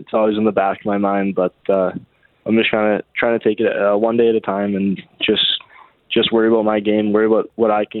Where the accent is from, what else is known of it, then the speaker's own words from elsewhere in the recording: Calgary, Alberta, Canada; play for my hometown